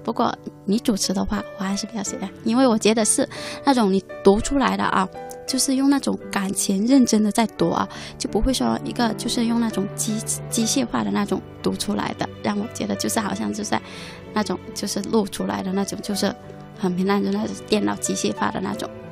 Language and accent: Chinese; Meizhou, Guangdong, China; 来自广东梅州